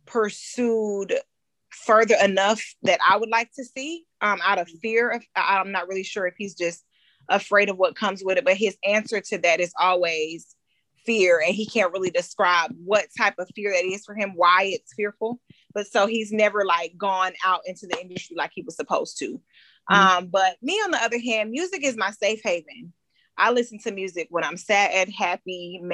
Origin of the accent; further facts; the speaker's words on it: Stockbridge, Georgia, United States; I grew up in Stockbridge, Henry County area